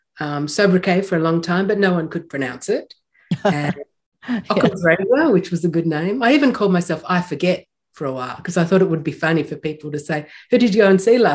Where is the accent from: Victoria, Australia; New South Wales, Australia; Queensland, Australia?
Victoria, Australia; Melbourne; now in New Zealand; Just near Melbourne, yes. And so I lived there most of my life. And it's a very musical city, as you know.